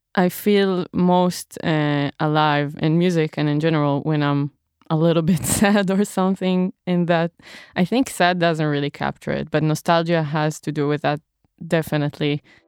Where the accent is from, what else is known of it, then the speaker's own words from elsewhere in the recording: Israel; moved away; I'm from Israel